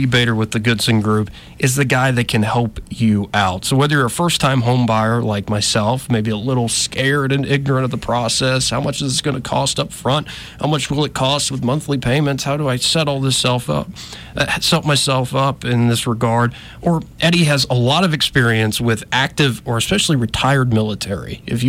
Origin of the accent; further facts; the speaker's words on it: Montgomery, Alabama, United States; Like, we're two Alabama boys here. I'm born and raised in Montgomery, too.